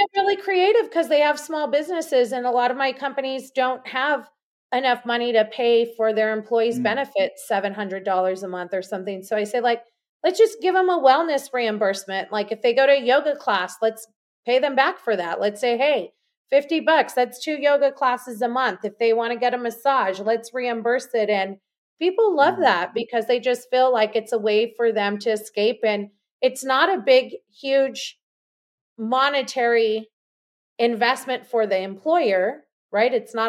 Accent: Los Angeles, California, United States; now in Austin, United States; And you did say I was from Los Angeles. I am from Los Angeles. I currently live in Austin, Texas.

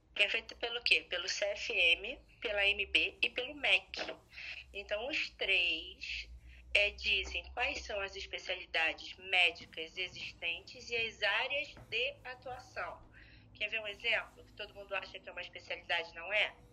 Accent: Rio de Janeiro, Brazil; eu sou carioca da gema

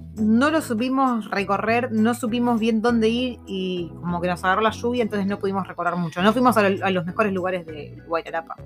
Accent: Argentina; moved away

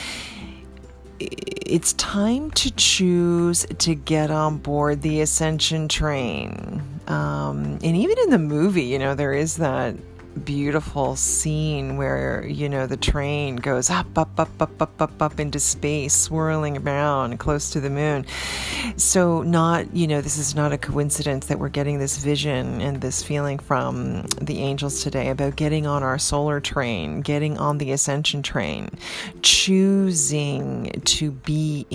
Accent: Canada; now in New York, United States; Growing up in Canada

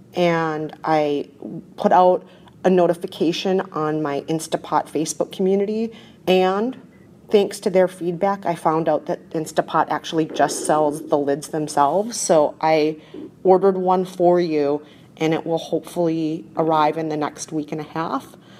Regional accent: Minnesota, United States; I'm from Minnesota

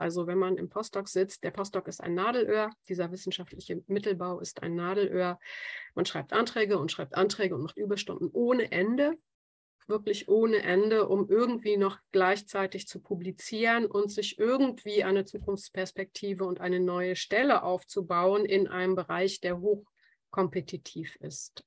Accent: Germany; also born or lived in Australia; als Deutsche

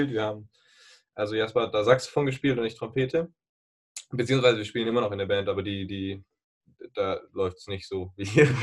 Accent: Tübingen, Baden-Württemberg, Germany; Und wir kommen aus Tübingen

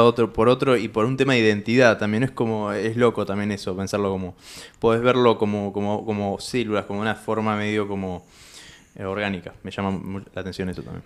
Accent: Tandil, Buenos Aires Province, Argentina; yo soy de Tandil y hay campo ahí

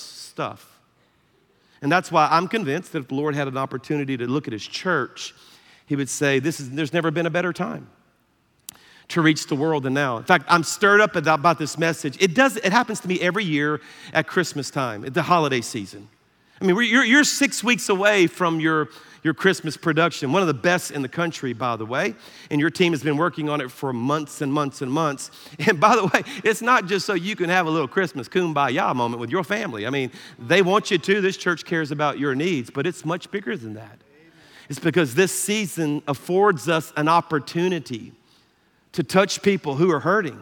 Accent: South Louisiana, United States; I'm from South Louisiana

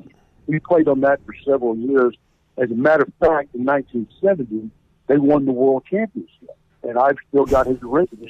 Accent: Fort Worth, Texas, United States; born there; also born or lived in Nebraska / Madrid, Spain / Tripoli, Libya / Ankara, Turkey; I mean, I was born in Fort Worth. We lived in Nebraska. We lived in Madrid, Spain. We lived in Tripoli, Libya. We lived in Ankara, Turkey. We lived in Hampton, Virginia. We lived in Tampa, Florida.

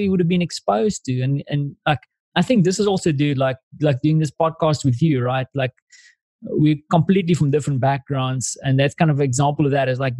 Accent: South Africa; moved away; as a South African

